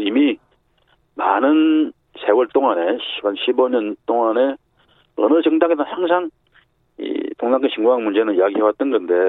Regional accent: Busan, South Korea; moved away; also born or lived in Seoul; 제 고향이 부산이니까

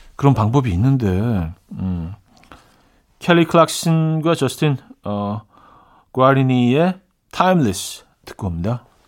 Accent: Seoul, South Korea; also born or lived in Chungju, North Chungcheong (parents' hometown) / Yangjae-dong; 저는 사실 뭐 서울에서 태어났지만 부모님들이 이제 뭐 충북 충주가 고향이시기 때문에 항상 물어보면 그냥 야, 충북 출신입니다.

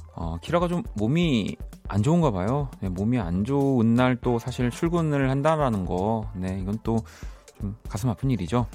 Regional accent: Busan, South Korea; moved away; 저는 물론 이제 고향은 부산이지만

